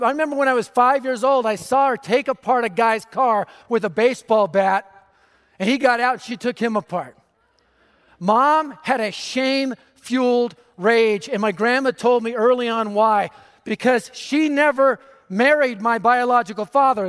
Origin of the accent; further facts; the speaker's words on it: Denver, Colorado, United States; I was raised in North Denver, just a few miles from here.